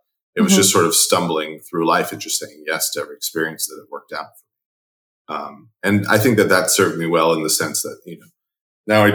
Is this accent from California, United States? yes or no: yes; California, United States; I grew up in California